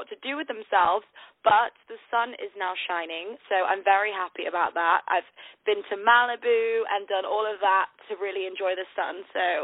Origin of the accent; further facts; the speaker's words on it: Manchester, North West England, United Kingdom; now in London, United Kingdom; I live in London, but I'm actually from the north of the UK in a place called Manchester. So I've lost my accent though, um, but I'm a northerner.